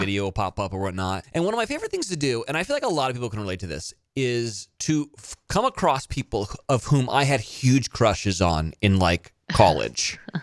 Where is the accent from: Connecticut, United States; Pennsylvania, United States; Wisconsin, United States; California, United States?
California, United States; Monterey; I went to school in Salinas, which was twenty-five minutes from where I grew up in Monterey